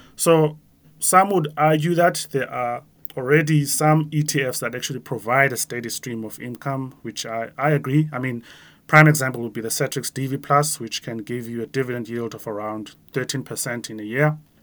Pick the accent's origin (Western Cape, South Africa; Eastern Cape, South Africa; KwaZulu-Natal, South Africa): Eastern Cape, South Africa; Grahamstown; moved away; me growing up in a small town, like my hometown in Grahamstown, where I was a kid